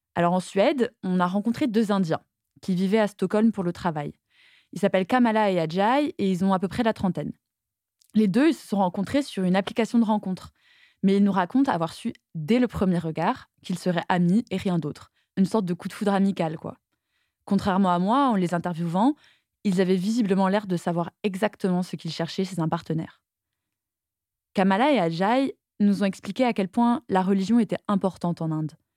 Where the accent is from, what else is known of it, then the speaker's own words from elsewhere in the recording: Toulouse, Occitania, France; j'ai grandi à Toulouse